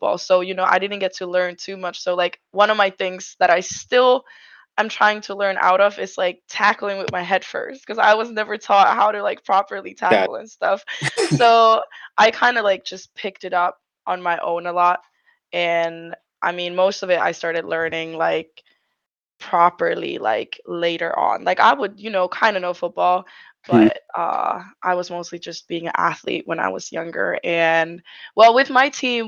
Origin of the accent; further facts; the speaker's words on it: Finland; I'm from Finland.